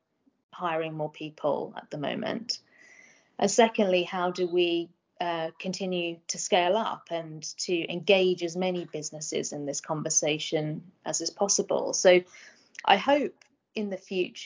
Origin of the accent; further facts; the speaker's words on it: Medway, South East England, United Kingdom; moved away as an adult; also born or lived in Oxford; I grew up in Medway. Was there for school until I was 18